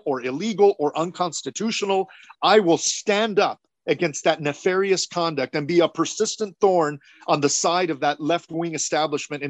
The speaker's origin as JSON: {"language": "English", "town": "Cudahy", "region": "California", "country": "United States", "tie": "born or raised there", "said": "They then settled in the city of Cudahy, which is where I was born and raised, a tough neighborhood"}